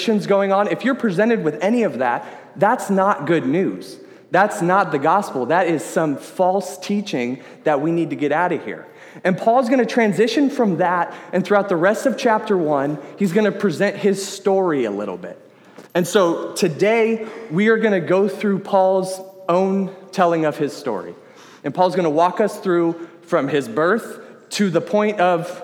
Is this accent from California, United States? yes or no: yes; Sacramento, California, United States; I am from the Sacramento area.